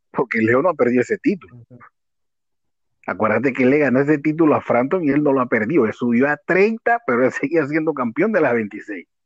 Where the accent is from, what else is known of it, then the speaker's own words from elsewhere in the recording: Mexico; Sí, eh, digo, como buen mexicano, recordemos